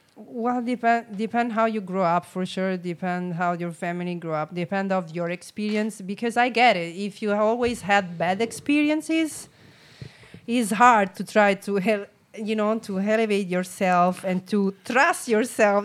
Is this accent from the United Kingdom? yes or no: no; Rome, Lazio, Italy; English is a second language; moved away as an adult; now in San Diego, United States; I'm from Rome